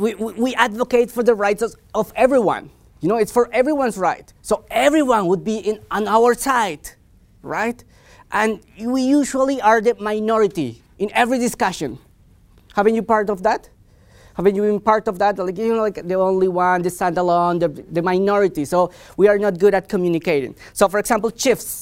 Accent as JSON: {"language": "English", "country": "Colombia", "tie": "born or raised there", "moved": "as an adult", "said": "I'm from Colombia. I was educated in Colombia. I lived in Colombia for the better part of my life."}